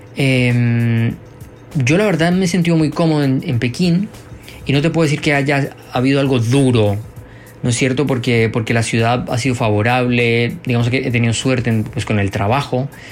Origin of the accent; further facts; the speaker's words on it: Bogotá, Colombia; moved away as an adult; now in Beijing, China; yo vengo de Bogotá